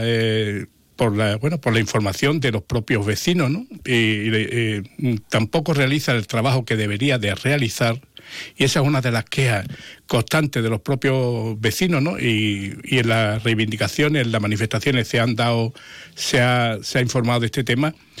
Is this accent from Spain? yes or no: yes; Jerez de la Frontera, Andalusia, Spain; soy un niño de la Asunción. O sea, yo he nacido, eh, no, no, nacido, sino he vivido durante muchos años